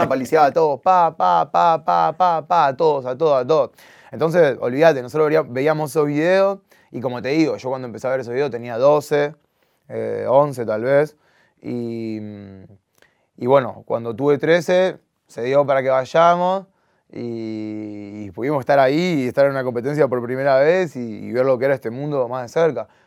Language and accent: Spanish; Argentina; yo soy súper argentino, yo nací acá. Y ya mis papás ya me criaron con ese amor por Argentina